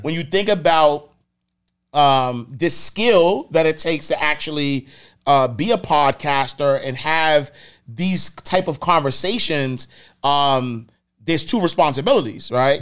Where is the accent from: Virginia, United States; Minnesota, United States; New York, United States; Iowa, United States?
New York, United States; New York City; I'm from Harlem. Like, I'm from the streets